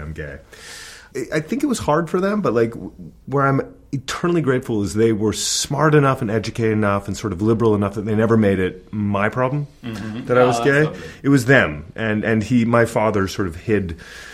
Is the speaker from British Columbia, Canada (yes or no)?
no; London, Ontario, Canada; moved away; also born or lived in New York City; I grew up in a small-ish town, London, Ontario